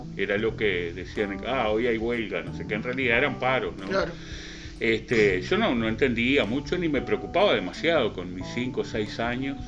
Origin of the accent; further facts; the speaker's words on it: Uruguay; yo nací ahí, en la calle Rivera, nací en el hospital, pero viví hasta los nueve años eh, ahí, en la calle Rivera entre Manuel Freire y La Valleja. Y antes de cumplir nueve años nos mudamos para las viviendas de INBE del barrio Cerval